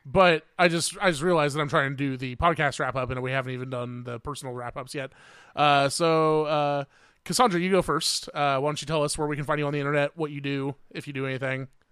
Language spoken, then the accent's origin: English; Indiana, United States; I'm from Indiana